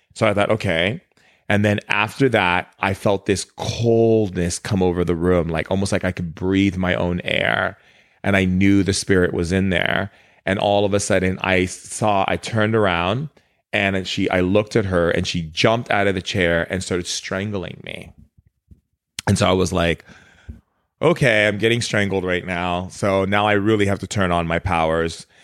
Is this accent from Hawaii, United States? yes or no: yes; Oahu, Hawaii, United States; moved away; I spent a lot of time growing up in Hawaii as a kid, uh, in Oahu, because my dad remarried to my stepmom who's Hawaiian.